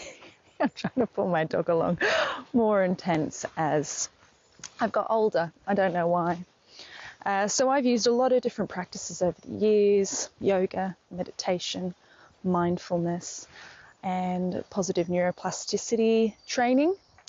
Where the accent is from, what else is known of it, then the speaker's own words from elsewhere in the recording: Queensland, Australia; moved away; back in my hometown in Queensland, in Australia